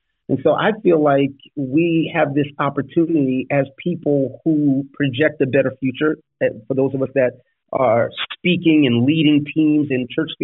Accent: New York City, New York, United States; when I grew up in the Bronx

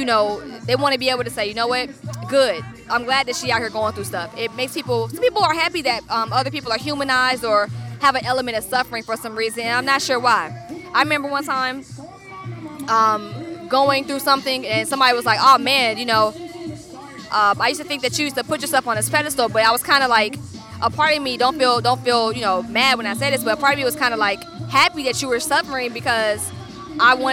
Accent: Stone Mountain, Georgia, United States; I'm from Stone Mountain

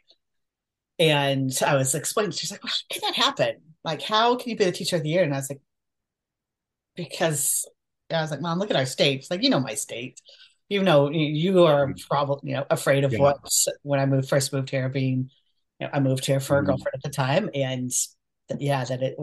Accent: Portland, Oregon, United States; I grew up in Portland, Oregon

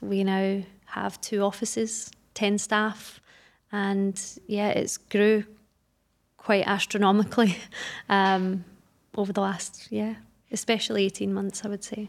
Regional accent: Glasgow, Scotland, United Kingdom; moved away as an adult; now in Dubai, United Arab Emirates; I'm from Glasgow in Scotland. I've been in Dubai for almost ten years now

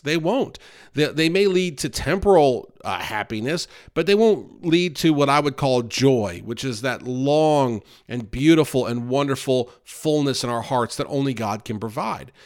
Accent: the North, United States; now in North Carolina, United States; I grew up in the North

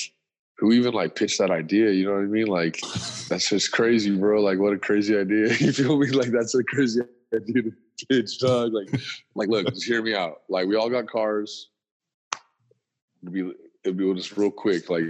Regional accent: Colorado, United States; I'm from Colorado

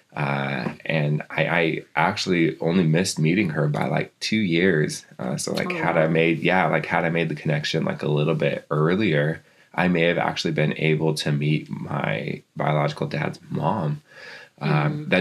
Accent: Seattle, Washington, United States; also born or lived in Lapwai, Idaho; I was born over in Seattle, and then my mom would send me over to Lapway for my summers

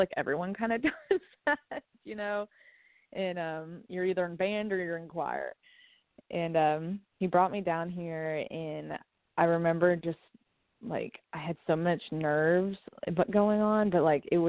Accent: Lexington, Kentucky, United States; now in Nashville, United States; I was born and raised in Lexington, Kentucky

